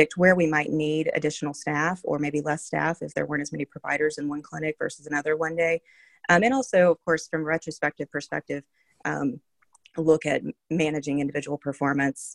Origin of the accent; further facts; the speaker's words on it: North Carolina, United States; moved away; also born or lived in Minnesota; I am from North Carolina